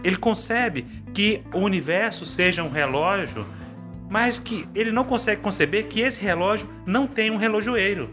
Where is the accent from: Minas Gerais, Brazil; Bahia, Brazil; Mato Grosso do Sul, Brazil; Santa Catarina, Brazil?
Minas Gerais, Brazil; Carlos Chagas; eu sou de uma cidade do interior, Carlos Chagas, Minas Gerais